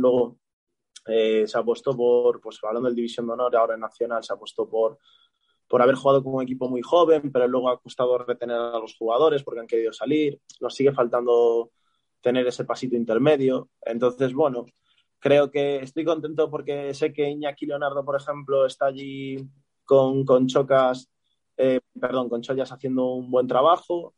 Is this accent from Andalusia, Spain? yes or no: no; A Coruña, Galicia, Spain; moved away as an adult; also born or lived in Ferrol; now in Dominican Republic; yo soy de Coruña